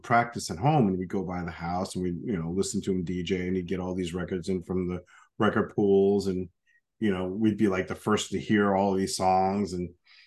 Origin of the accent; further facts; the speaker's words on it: Yonkers, New York, United States; Born and raised in Yonkers, New York, just outside